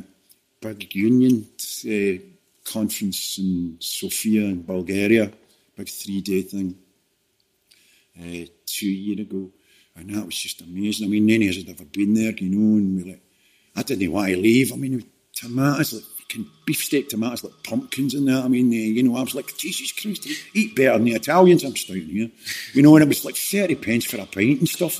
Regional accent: Glasgow, Scotland, United Kingdom; born or raised there; accent: Scottish; also born or lived in Dagenham, London

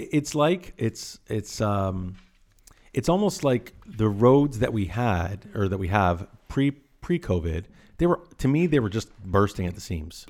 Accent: Caledon, Ontario, Canada; I grew up in Caledon, Ontario, and it was always an hour commute.

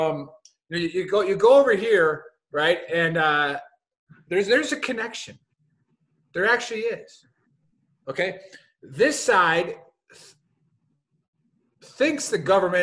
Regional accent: Milwaukee, Wisconsin, United States; Born and raised in Milwaukee, Wisconsin.

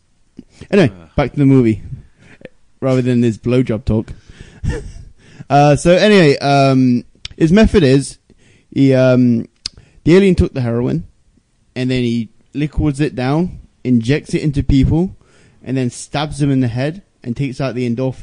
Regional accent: England, United Kingdom; I'm English.

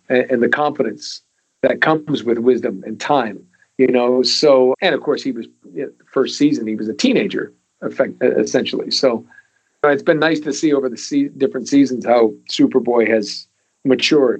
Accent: New England, United States; I grew up there in New England

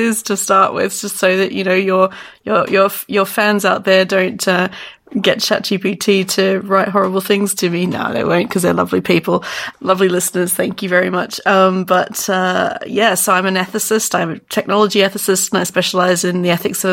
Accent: Sydney, New South Wales, Australia; I'm from about as south as possible, Sydney, Australia

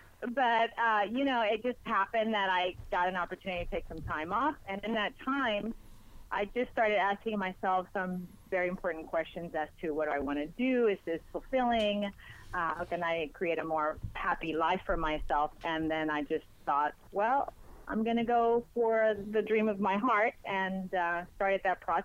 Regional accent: Spain; first language Spanish; English is a second language; moved away; I'm actually from Spain, born and raised in Spain. My father's American. My mother is Spanish. My first language is Spanish.

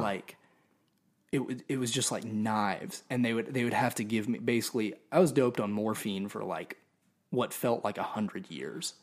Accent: Nashville, Tennessee, United States; also born or lived in Orlando, Florida; I was born in Orlando, um, but I claim Nashville because we moved back

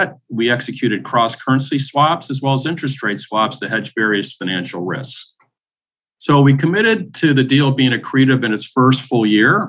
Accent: Buffalo, New York, United States; moved away; one that happens to be headquartered in my hometown. So it's been very interesting after living away for 27 years, moving in essence back home

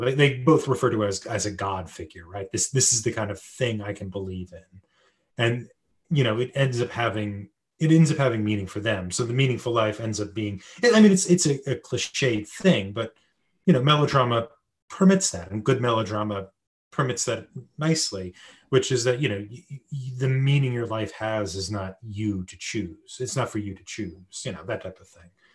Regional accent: United States; as an American

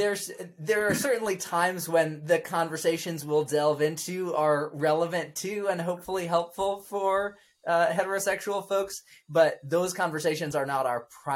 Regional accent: Bandung, West Java, Indonesia; So it's within that context of growing up in Indonesia and, you know, being homeschooled, because that was sort of the best educational option we felt of the options that were available to us in Bandung, Indonesia.

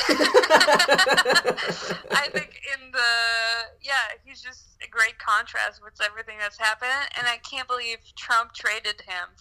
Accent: Canada; first language French; English is a second language; moved away as an adult; also born or lived in Chicago, United States; now in United States; I'll always be Canadian, I'll always be French Canadian, I'll always speak my language

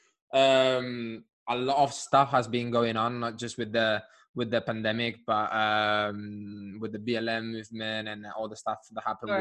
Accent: Spain; now in London, United Kingdom

